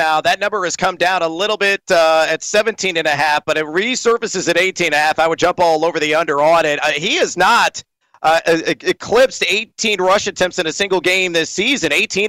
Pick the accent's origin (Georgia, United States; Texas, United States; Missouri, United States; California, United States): Texas, United States; San Antonio; in Texas, where I grew up in San Antonio.